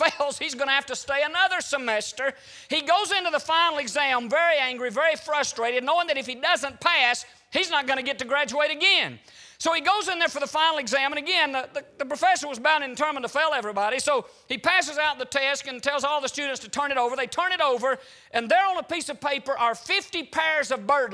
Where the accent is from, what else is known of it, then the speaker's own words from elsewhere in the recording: Hog Jaw, Alabama, United States; I grew up in Alabama.